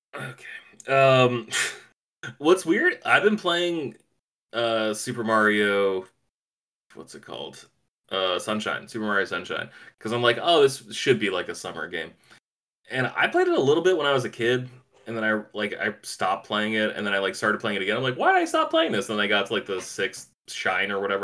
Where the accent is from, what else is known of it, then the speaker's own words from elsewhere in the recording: East Coast, United States; moved away; I grew up on the East Coast. I'm used to East Coast winters